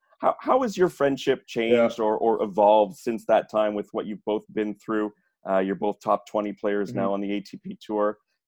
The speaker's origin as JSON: {"language": "English", "town": "Montreal", "region": "Quebec", "country": "Canada", "said": "I'm from Montreal."}